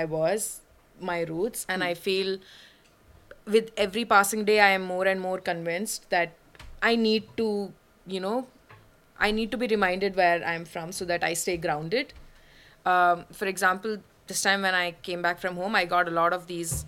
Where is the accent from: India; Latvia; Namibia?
India; born or raised there; first language Malayalam; English is a second language; moved away as an adult; now in Paris, France